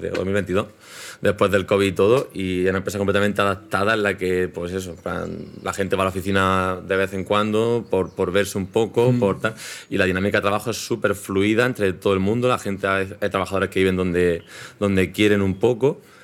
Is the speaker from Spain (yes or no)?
yes; Spain; now in Madrid, Spain; nosotros somos españoles, hablamos español